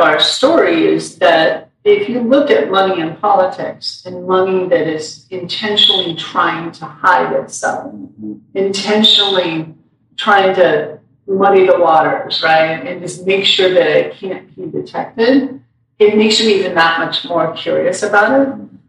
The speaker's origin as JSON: {"language": "English", "region": "Montana", "country": "United States", "tie": "born or raised there", "moved": "yes", "said": "I grew up in Montana."}